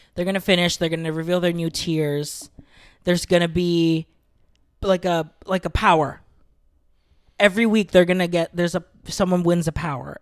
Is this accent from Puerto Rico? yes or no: no; Philippines; I'm Filipino